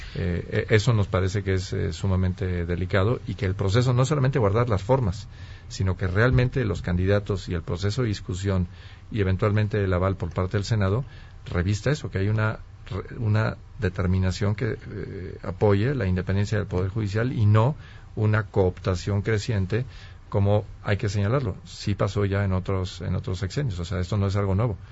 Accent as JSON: {"language": "Spanish", "country": "Mexico", "said": "como mexicanos"}